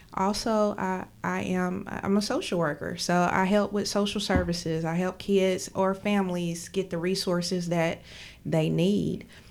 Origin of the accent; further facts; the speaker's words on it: McDowell County, West Virginia, United States; moved away as an adult; now in Charleston, United States; I am from McDowell County